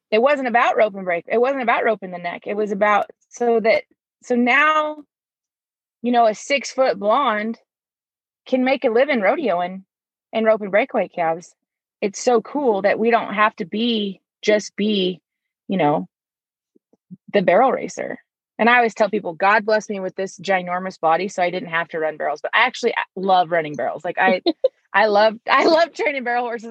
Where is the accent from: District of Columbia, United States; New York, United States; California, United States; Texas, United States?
California, United States; Northern; moved away as an adult; also born or lived in San Luis Obispo, California; now in Colorado, United States; born and raised in Northern California